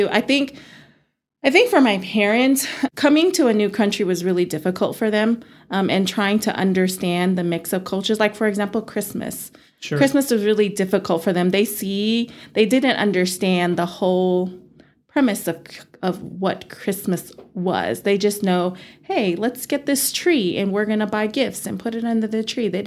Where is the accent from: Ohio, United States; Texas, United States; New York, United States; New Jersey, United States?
Texas, United States; Amarillo; I kind of feel like I'm Texan. Yeah. I'm an Amarilloan because this is all that I know.